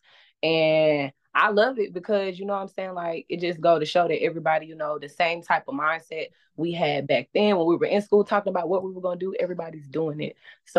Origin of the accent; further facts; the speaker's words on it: Clayton County, Georgia, United States; I'm from the South Side, from Clayco, from Mount Zion Boulevard.